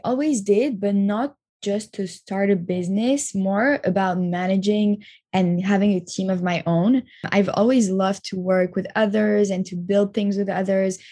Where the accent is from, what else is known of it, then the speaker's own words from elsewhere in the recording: Montreal, Quebec, Canada; moved away as an adult; also born or lived in Tel Aviv, Israel / New York, United States; now in Paris, France; I grew up in Montreal